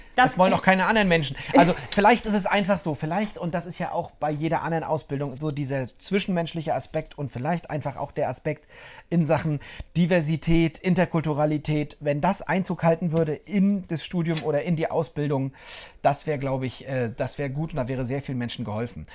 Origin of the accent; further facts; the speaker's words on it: Mecklenburg-Vorpommern, Germany